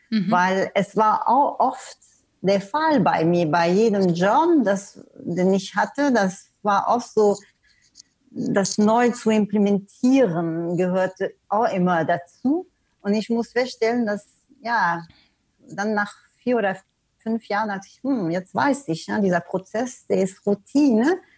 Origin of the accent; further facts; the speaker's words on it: Canada; also born or lived in Germany / Sweden; now in Portugal; du hast es erwähnt, ich komme ursprünglich aus Kanada. Ich habe auch gesagt, ja, ich habe in Deutschland gelebt, in Schweden gelebt, und äh, ja, jetzt wohne ich in Portugal sogar.